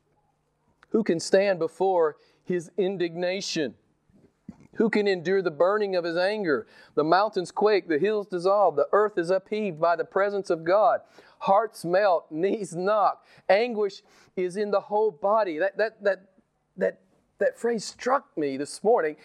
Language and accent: English; United States; I'm an American